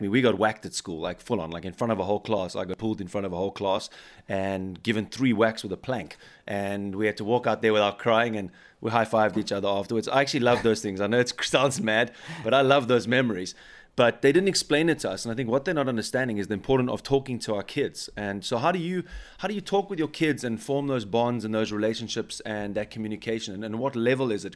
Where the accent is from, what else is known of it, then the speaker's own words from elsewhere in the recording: South Africa; now in Bavaria, Germany; I'm from South Africa, where it's quite similar to American culture